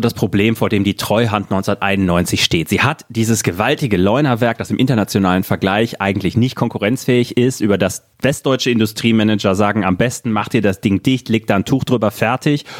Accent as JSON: {"language": "German", "region": "West Germany", "country": "Germany", "said": "als Wessi"}